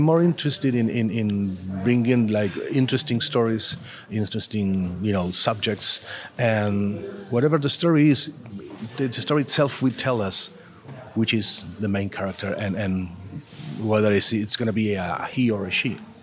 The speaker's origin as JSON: {"language": "English", "country": "Argentina", "first_language": "Spanish", "second_language": "English", "said": "I'm from Argentina. Argentina, and uh, I've been working in the comic book industry for almost 30 years now"}